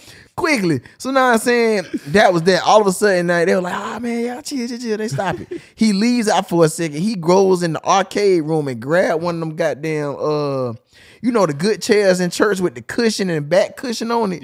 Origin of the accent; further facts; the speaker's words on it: Chicago, Illinois, United States; I'm from Chicago. I'm a GD